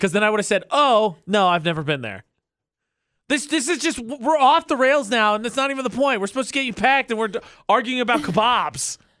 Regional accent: Indiana, United States; moved away as an adult; now in Utah, United States; I'm from Indiana

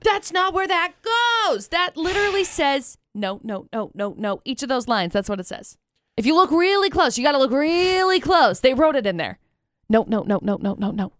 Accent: Brigham City, Utah, United States; I was growing up in Brigham City

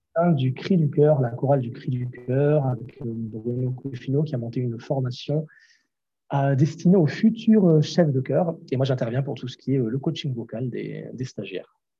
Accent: Grenoble, Auvergne-Rhône-Alpes, France; moved away as an adult; also born or lived in Toulouse; je suis parti de Grenoble, je suis arrivé sur Toulouse euh, pour faire ces études-là

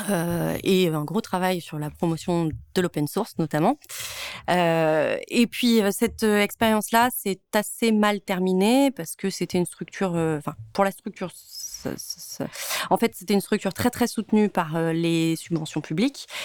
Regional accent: Provence-Alpes-Côte d'Azur, France; also born or lived in Lyon; J'ai été euh, élevée dans les Hautes-Alpes, j'ai grandi dans les Hautes-Alpes, et après après dix ans à Lyon, j'ai voulu y retourner.

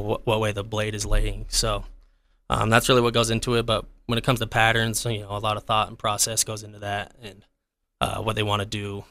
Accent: Providence, Utah, United States; also born or lived in Boston, Massachusetts; I grew up in the valley. I'm from Providence. Uh, grew up a huge Aggie fan.

